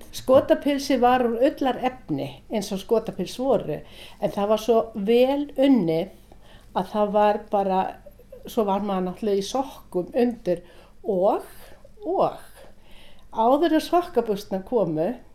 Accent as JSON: {"language": "Icelandic", "country": "Iceland", "also_born_or_lived": "Norway", "said": "ég kem frá Íslandi"}